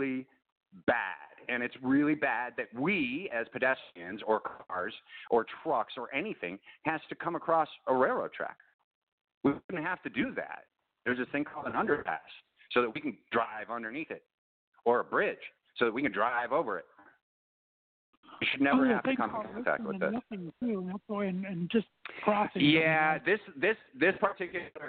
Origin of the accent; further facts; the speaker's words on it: Chicago, Illinois, United States; I'm originally from Chicago